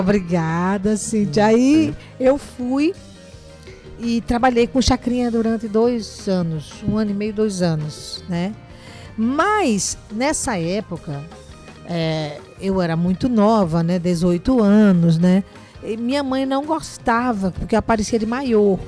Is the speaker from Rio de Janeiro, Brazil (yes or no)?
no; João Pessoa, Paraíba, Brazil; moved away; also born or lived in Europe; na verdade eu nasci em João Pessoa, na Rua da Palmeira, né? Minha mãe morava ali